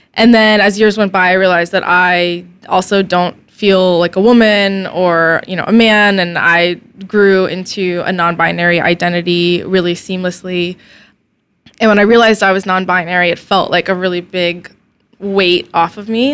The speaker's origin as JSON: {"language": "English", "town": "Snellville", "region": "Georgia", "country": "United States", "tie": "born or raised there", "also_born_or_lived": "Alpharetta, Georgia / Athens, Georgia", "said": "I was born in Alpharetta, but I grew up mainly in a terrible little town called Snellville"}